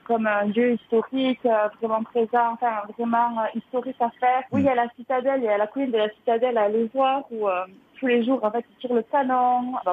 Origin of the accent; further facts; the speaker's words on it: Montreal, Quebec, Canada; now in Halifax, Canada; Moi, je viens de Montréal.